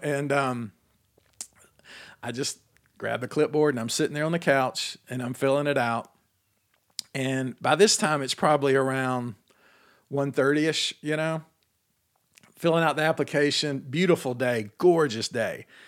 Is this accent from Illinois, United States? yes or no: no; Atlanta, Georgia, United States; my whole childhood growing up in Atlanta